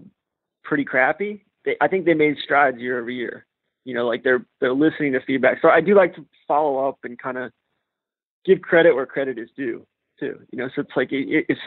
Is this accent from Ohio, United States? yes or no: no; Atlanta, Georgia, United States; moved away; I'm from Atlanta